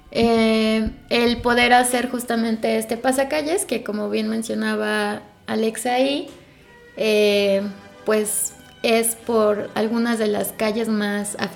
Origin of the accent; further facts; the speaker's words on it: Guanajuato, Mexico; yo crecí, yo nací y yo crecí en Guanajuato hasta antes de irme a estudiar la universidad y recuerdo que vivía en la zona del centro